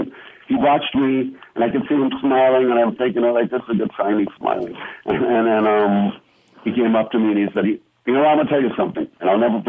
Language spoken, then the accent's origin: English; New York City, New York, United States; also born or lived in Brooklyn, New York; now in Las Vegas, United States; I moved to Vegas in 74 with my parents moved us from New York, as you said. I was born in Brooklyn, raised in Queens.